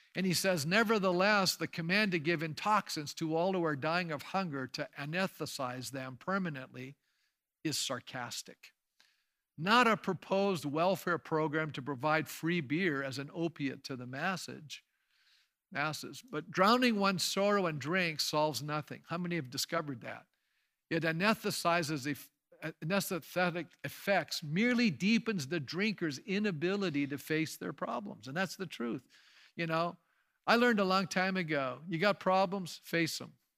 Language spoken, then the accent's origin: English; Canada; As Canadians today